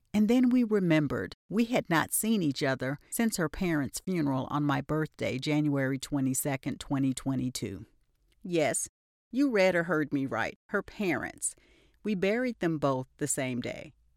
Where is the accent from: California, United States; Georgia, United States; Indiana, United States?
Georgia, United States; Albany; My hometown is Albany, Georgia